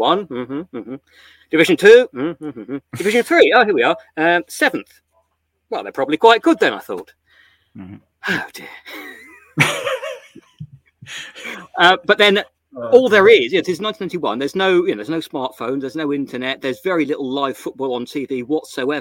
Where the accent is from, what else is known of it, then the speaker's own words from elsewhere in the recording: Stoke-on-Trent, West Midlands, United Kingdom; moved away; also born or lived in London / Leeds; I was born in Stoke, grew up nearby.